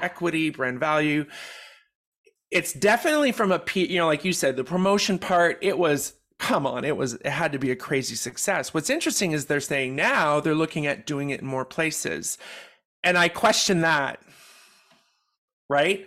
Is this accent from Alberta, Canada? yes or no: no; Quebec, Canada; I grew up in Quebec.